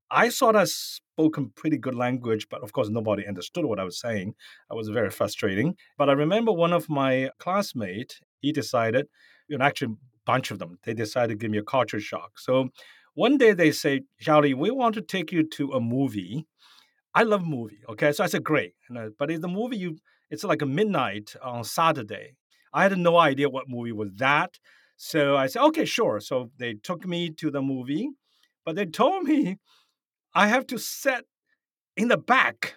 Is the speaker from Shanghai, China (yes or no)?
yes; Shanghai, China; moved away as an adult; now in United States; Where I grew up, I grew up in China. I was born in Shanghai